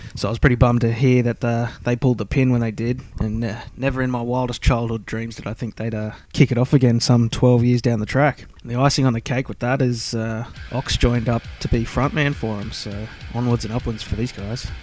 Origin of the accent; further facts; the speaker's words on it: Brisbane, Queensland, Australia; I'm from Brizzy.